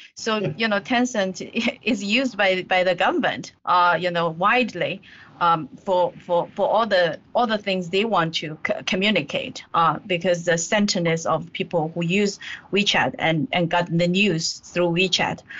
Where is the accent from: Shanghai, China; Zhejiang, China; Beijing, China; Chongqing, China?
Zhejiang, China; moved away; I grew up in Zhejiang province.